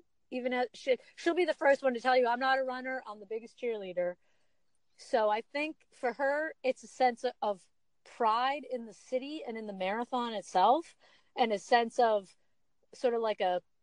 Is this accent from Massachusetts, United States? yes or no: yes; Boston, Massachusetts, United States; I'm from Boston.